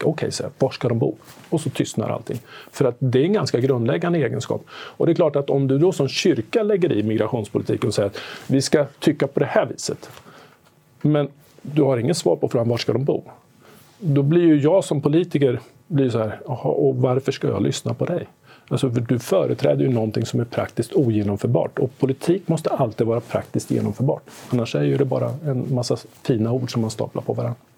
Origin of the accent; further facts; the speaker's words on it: Sweden; som svensk